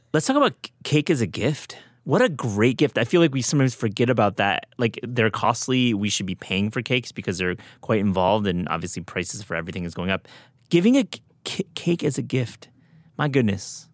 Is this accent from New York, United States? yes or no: no; Michigan, United States; I am from Michigan, where I was raised